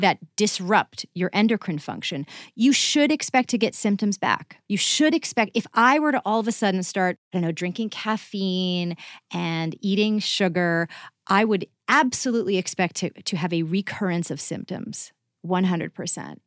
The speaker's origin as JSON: {"language": "English", "region": "Massachusetts", "country": "United States", "tie": "born or raised there", "moved": "yes", "said": "I grew up in Massachusetts"}